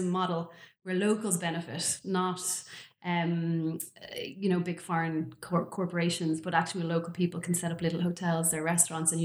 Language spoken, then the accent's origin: English; Dublin, Leinster, Ireland; moved away as an adult; also born or lived in Galapagos Islands; I'm from Dublin originally.